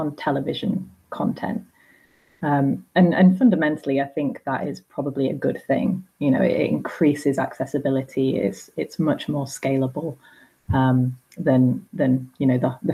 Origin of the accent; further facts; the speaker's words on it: Blackpool, North West England, United Kingdom; I say bath because I'm from Blackpool